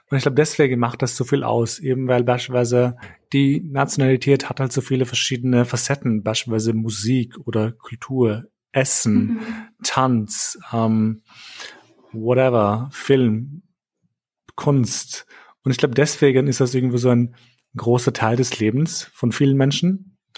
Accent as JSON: {"language": "German", "region": "Vienna", "country": "Austria", "tie": "born or raised there", "also_born_or_lived": "Kosovo", "moved": "as an adult", "lives_now": "Berlin, Germany", "said": "ich bin Wiener, also im Herzen bin ich Wiener, also kein Urwiener, aber ich bin halt hier, also in Wien aufgewachsen."}